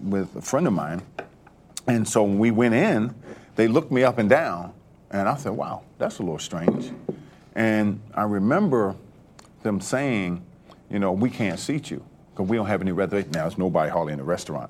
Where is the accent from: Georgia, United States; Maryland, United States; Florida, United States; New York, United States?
Maryland, United States; Baltimore; also born or lived in Paris / North Carolina; now in Atlanta, United States; I grew up in Baltimore, Maryland